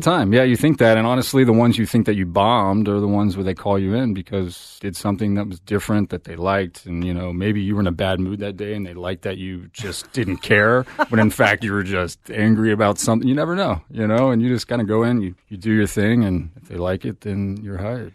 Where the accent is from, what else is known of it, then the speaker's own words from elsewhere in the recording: Texas, United States; now in Los Angeles, United States; I'm from Texas